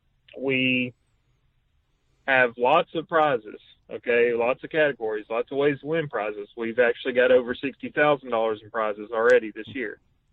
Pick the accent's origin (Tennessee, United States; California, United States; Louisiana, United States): Tennessee, United States; moved away as an adult; So, I'm from Tennessee. I moved up to Indiana a little over 6 years ago. I work for the Department of Defense.